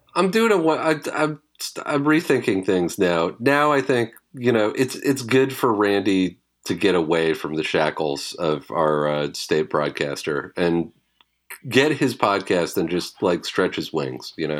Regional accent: British Columbia, Canada; I grew up in British Columbia

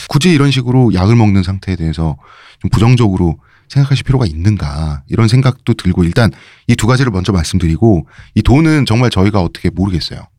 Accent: Seoul, South Korea; 제가 서울내기로서

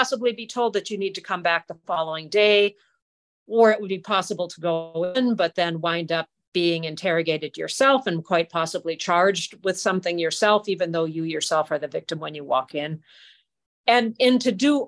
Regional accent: Wisconsin, United States; I'm from the U.S.

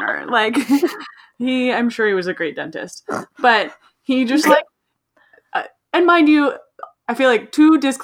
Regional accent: Half Moon Bay, California, United States; I was from Half Moon Bay

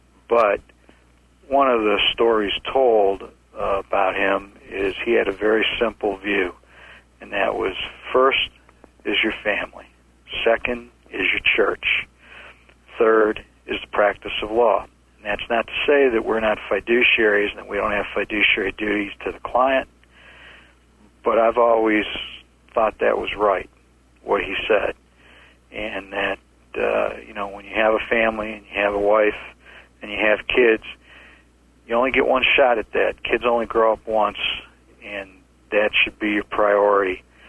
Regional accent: Midwest, United States; It's very much part of what we do here in the Southeast, although I was like that where I grew up in the Midwest, too.

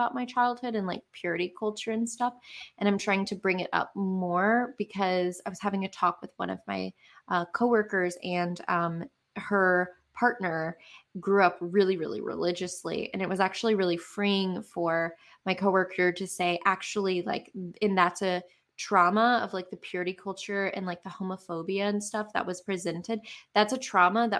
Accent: the South, United States; accent: southern; My southern accent's coming out

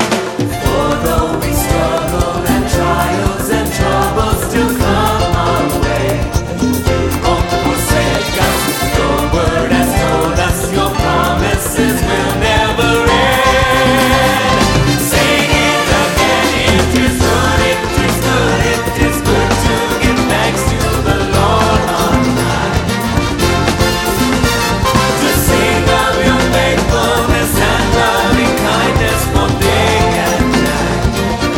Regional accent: New York, United States; as a New Yorker

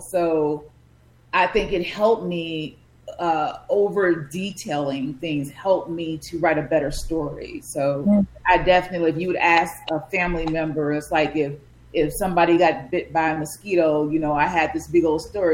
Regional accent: Chicago, Illinois, United States; I just grew up on the South Side near the lakefront, and um, yeah, that's where I'm from

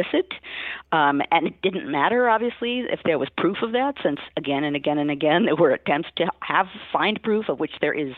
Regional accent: United States; as a historian and as an American

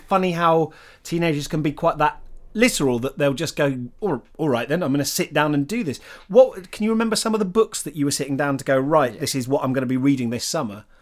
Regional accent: Bristol, South West England, United Kingdom; I grew up in Bristol, so like loads of Bristol City fans

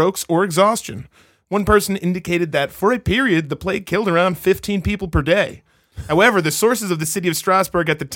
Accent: United States; I'm American

